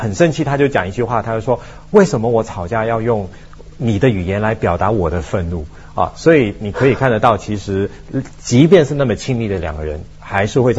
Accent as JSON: {"language": "Chinese", "country": "Taiwan", "accent": "Taiwanese Mandarin", "said": "可能我的普通话就是很不标准，因为大家都说你这是台湾国语，那台湾国语这个就是个标签"}